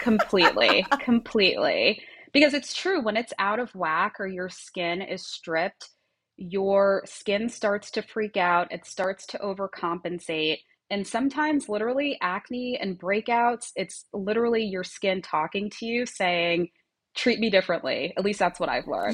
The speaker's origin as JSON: {"language": "English", "area": "Long Island", "region": "New York", "country": "United States", "tie": "born or raised there", "moved": "as an adult", "lives_now": "Miami Beach, United States", "said": "I grew up in Long Island"}